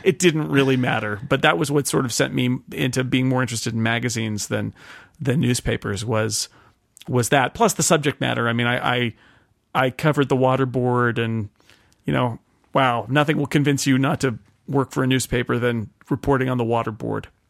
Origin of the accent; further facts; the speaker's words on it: Sonora, California, United States; moved away as an adult; also born or lived in Oakland, California / Groveland, California; a summer intern at the Union Democrat, which was my hometown paper